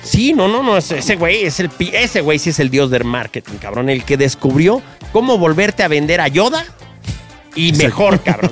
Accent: Mexico City, Mexico; Yo vengo de un barrio yo crecí en el Triángulo de las Bermudas entre Tepito, La Lagunilla y La Guerrero.

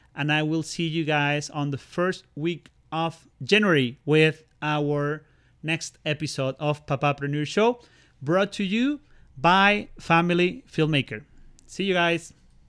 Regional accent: Venezuela; now in Canada; Christmas in my home country in Venezuela

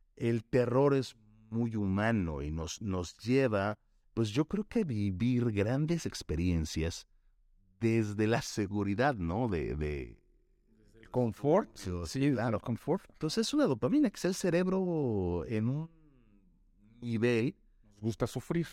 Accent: Mexico; somos como mexicanos

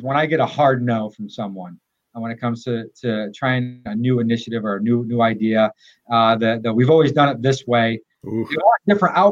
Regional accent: Groton, United States; I served for three terms as mayor of my hometown in Groton

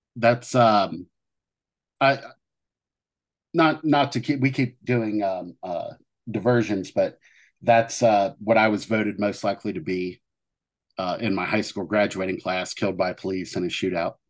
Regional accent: Southern Ohio, United States; growing up in Southern Ohio

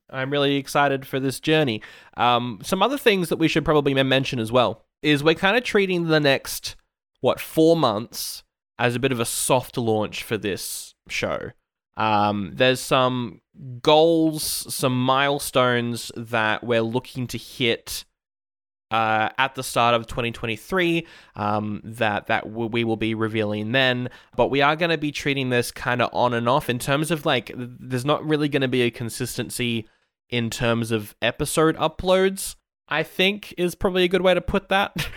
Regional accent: Australia; I am Aussie

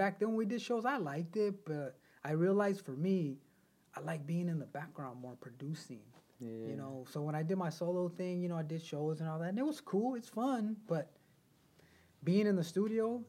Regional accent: Carson, California, United States; also born or lived in Wilmington, California; I grew up in Carson, Harbor area primarily

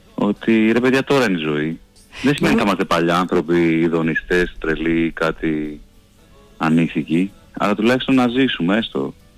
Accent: Athens, Attica, Greece; Εγώ μεγάλωσα στην Κυψέλη, στην Αθήνα, σε μια πολύ πυκνοκατοικημένη γειτονιά

